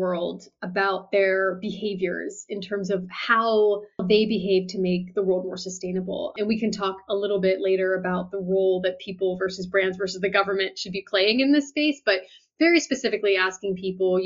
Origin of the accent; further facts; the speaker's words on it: United States; I'm an American